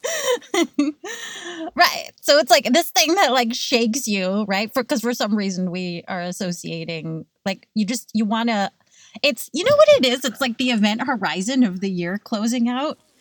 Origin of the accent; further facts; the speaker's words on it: California, United States; now in New York, United States; I grew up in California